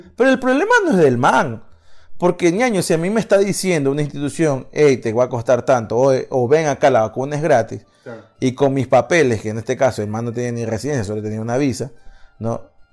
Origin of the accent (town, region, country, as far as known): Ecuador